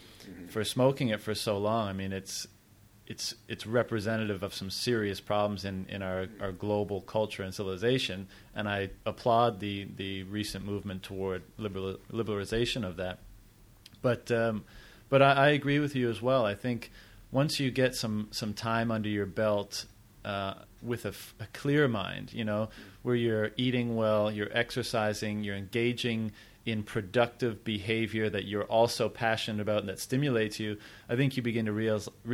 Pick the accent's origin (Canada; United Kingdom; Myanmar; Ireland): Canada; moved away; I'm from Canada